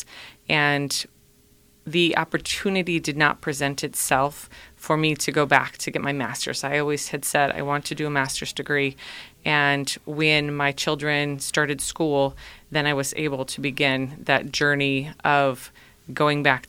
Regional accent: Minnesota, United States; moved away as an adult; now in Cleveland, United States; I grew up in Minnesota

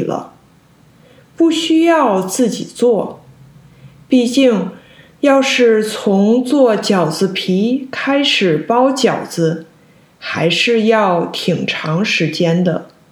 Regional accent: China; 虽然我在中国长大，但是除了过年，我家没有做过几次饺子

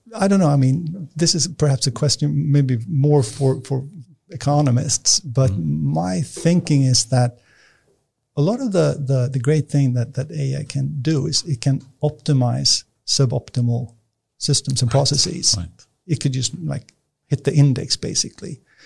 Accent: Nacka, Stockholm County, Sweden; I was born and raised out in Nacka

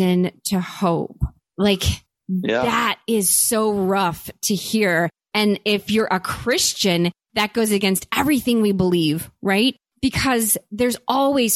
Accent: St. Louis, Missouri, United States; we are both from St. Louis

